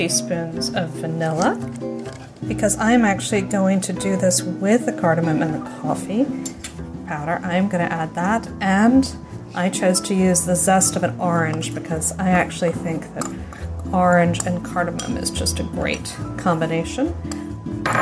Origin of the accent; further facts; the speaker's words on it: Paris, Île-de-France, France; growing up in Paris